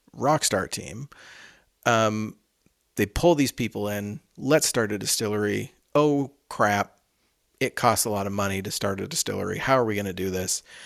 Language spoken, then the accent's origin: English; Canada; we're Canadian